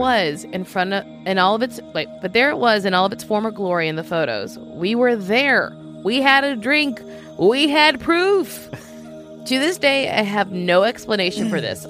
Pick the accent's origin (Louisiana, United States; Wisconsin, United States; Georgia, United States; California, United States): Louisiana, United States; I'm from Louisiana